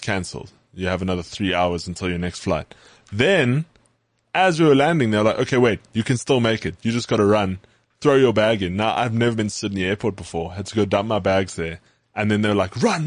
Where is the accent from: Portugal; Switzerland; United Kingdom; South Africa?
South Africa; accent: South African; my South African accent